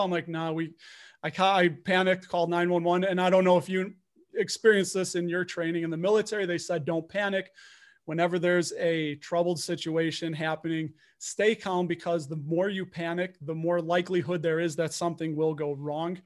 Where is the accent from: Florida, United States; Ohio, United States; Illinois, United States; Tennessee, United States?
Illinois, United States; Chicago; I'm from Chicago. Got my Blackhawks hat on. I was born and raised here